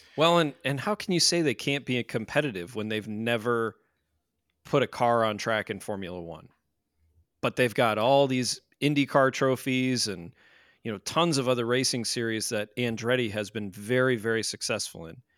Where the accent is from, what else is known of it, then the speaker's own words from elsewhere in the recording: United States; we are from the States